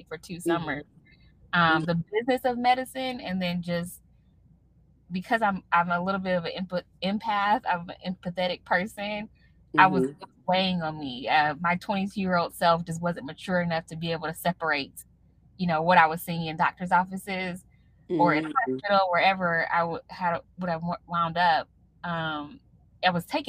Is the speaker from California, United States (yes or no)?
no; Raleigh, North Carolina, United States; my hometown, Raleigh, North Carolina